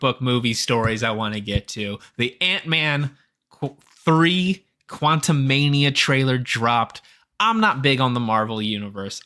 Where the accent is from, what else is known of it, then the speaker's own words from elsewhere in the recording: California, United States; I'm from California, okay? It's what we do out here.